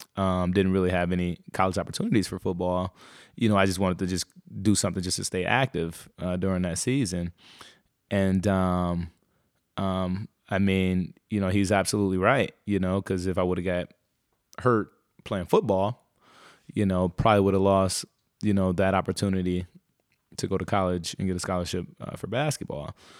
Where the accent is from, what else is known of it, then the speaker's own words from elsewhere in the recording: Muskegon Heights, Michigan, United States; I was born in a place called, uh, Muskegon. So I was, I grew up in Muskegon Heights, uh, Michigan